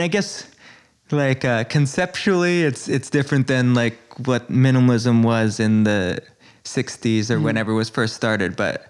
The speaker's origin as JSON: {"language": "English", "town": "New York City", "region": "New York", "country": "United States", "tie": "born or raised there", "said": "I was born on Prince and Elizabeth, but then I grew up mostly on Second and Bowery, like East Village."}